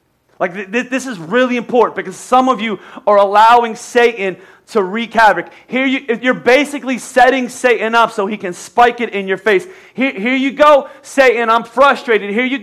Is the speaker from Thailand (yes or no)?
no; United States; I'm American